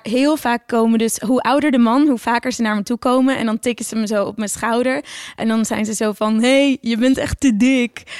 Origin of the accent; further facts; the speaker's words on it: Oudkerk, Friesland, Netherlands; moved away; also born or lived in The Hague / Brussels; ik kom uit Oortjerk en ik ben echt naar de basisschool En ja, iedereen praat gewoon Fries